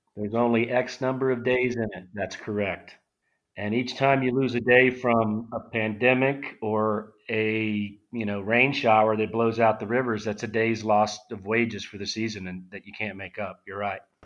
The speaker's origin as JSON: {"language": "English", "region": "South Louisiana", "country": "United States", "tie": "born or raised there", "said": "I grew up in South Louisiana. I'm a hundred percent Cajun."}